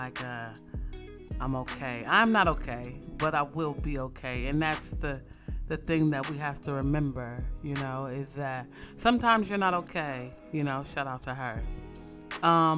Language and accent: English; West Coast, United States; I'm from the West Coast